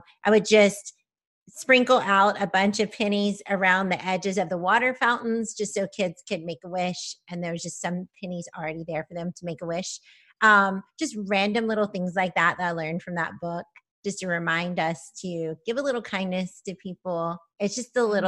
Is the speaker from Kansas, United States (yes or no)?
yes; Kansas, United States; I'm from Kansas